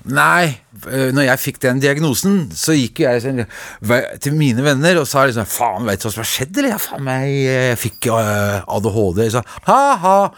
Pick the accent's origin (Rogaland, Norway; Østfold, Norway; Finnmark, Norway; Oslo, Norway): Oslo, Norway; also born or lived in Veitvet, Groruddalen, Oslo / Trondheim; jeg er jo fra Grünerløkka opprinnelig, og så flytta jeg til Veitvet